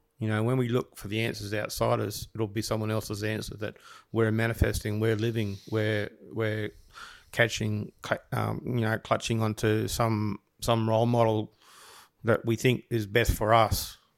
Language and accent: English; Byron Bay, New South Wales, Australia; You know, I grew up in Byron Bay for a couple of years as a kid, and I saw all that, you know, the hippies and all that sort of stuff.